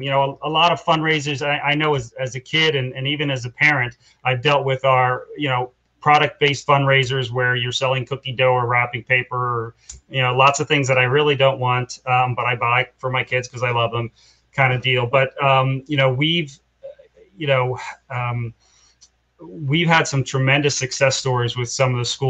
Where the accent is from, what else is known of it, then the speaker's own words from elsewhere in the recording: Philadelphia, Pennsylvania, United States; also born or lived in Bensalem, Pennsylvania; I was born and raised in Northeast Philadelphia, Tacony. We moved out of Tacony to Bensalem when I was in seventh grade